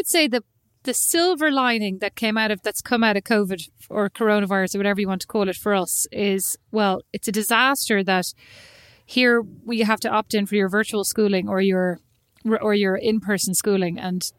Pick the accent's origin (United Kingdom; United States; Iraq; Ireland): Ireland; Kildare, Leinster; moved away; it was hard growing up in Kildare.